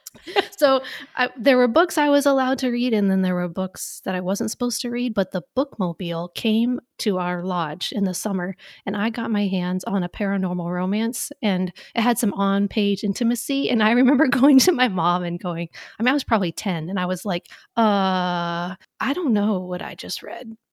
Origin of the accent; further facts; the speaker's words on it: Valdez, Alaska, United States; now in North Carolina, United States; I am originally from Valdez, Alaska